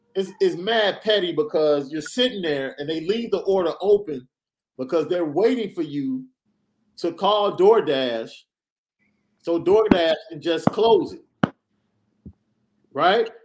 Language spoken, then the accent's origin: English; Chicago, Illinois, United States; I'm from Chicago